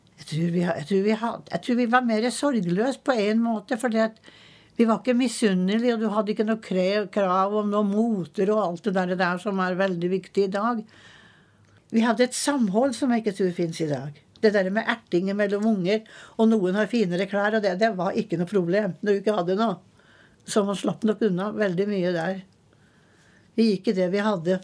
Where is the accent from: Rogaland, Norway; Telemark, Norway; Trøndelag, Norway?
Trøndelag, Norway; moved away as an adult; also born or lived in Eastern Norway; Og jeg er født i Trøndelag. Men jeg har eh, vært på Østlandet siden jeg var 19